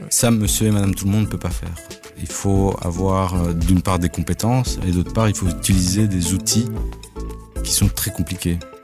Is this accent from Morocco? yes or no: no; Belgium; Chez nous en Belgique